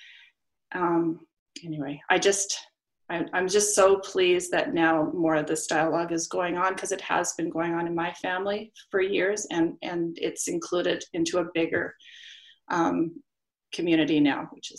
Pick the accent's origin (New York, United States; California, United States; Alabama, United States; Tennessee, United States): Tennessee, United States; Memphis; now in Canada; So I grew up in Memphis in the aftermath of the assassination of Martin Luther King.